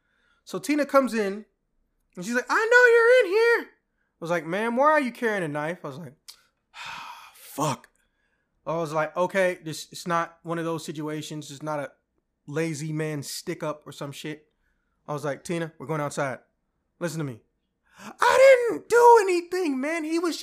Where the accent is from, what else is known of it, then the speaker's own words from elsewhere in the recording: Alabama, United States; We're from Alabama? Yeah. Why do you not sound country, though? I was like, oh, well, my mom was from Illinois originally, so, you know, I kind of have both accents.